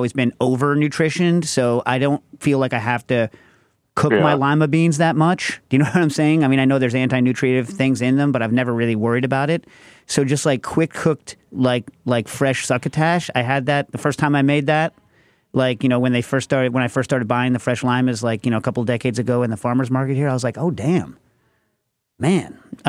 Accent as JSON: {"language": "English", "region": "New York", "country": "United States", "tie": "born or raised there", "said": "New York"}